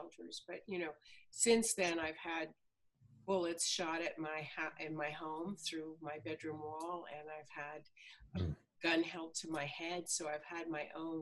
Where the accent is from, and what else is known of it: Southern California, United States; born or raised there; also born or lived in Germany